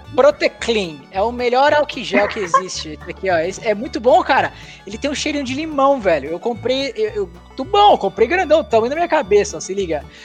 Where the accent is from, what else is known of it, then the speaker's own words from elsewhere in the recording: São Paulo, Brazil; aqui em São Paulo, quando eu era adolescente